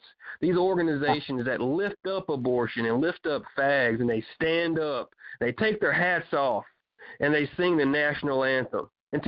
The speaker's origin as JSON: {"language": "English", "country": "United States", "tie": "born or raised there", "said": "I'm just an American because I'm born here"}